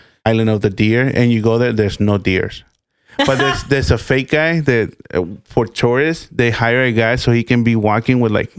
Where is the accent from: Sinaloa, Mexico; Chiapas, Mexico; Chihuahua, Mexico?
Sinaloa, Mexico; Mazatlán; I was born in Mazatlan.